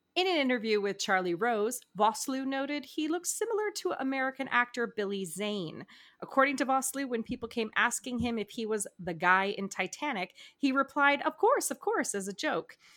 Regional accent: New Brunswick, Canada; I'm from New Brunswick

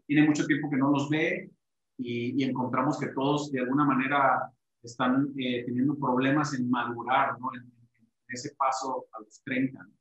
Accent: Ciudad Obregón, Sonora, Mexico; moved away as an adult; also born or lived in Los Angeles, United States; now in Mexico City, Mexico; yo soy de Ciudad Obregón, Sonora, eh, norte

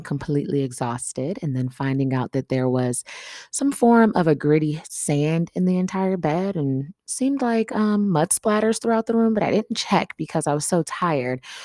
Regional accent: Atlanta, Georgia, United States; moved away; I traveled to my hometown, Atlanta

